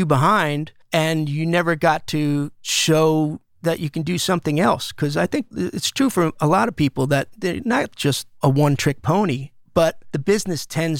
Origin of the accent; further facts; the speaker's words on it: East Coast, United States; I wasn't a huge … fan growing up on the East Coast because … was more of a West Coast thing